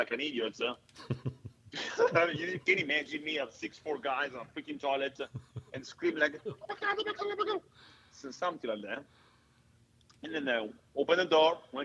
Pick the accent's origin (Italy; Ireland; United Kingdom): Italy; accent: Italian; now in Atlanta, United States; my Italian accent